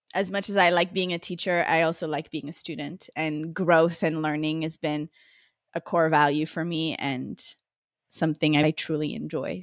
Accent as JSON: {"language": "English", "town": "Montreal", "region": "Quebec", "country": "Canada", "moved": "as an adult", "lives_now": "Costa Rica", "said": "I'm originally from Montreal, Canada"}